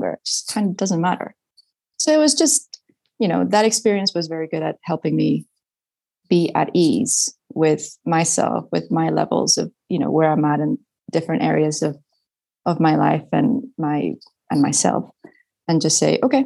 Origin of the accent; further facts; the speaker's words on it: Spain; first language Spanish; English is a second language; moved away as an adult; also born or lived in United States; I went to British schools in Spain. So it just generally made sense to keep studying in English because my mother tongue is Spanish